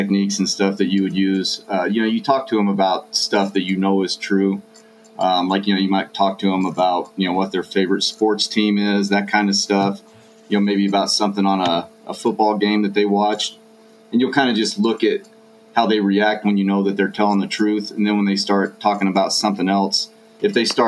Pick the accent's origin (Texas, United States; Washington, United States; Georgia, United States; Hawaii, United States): Texas, United States; I grew up in Texas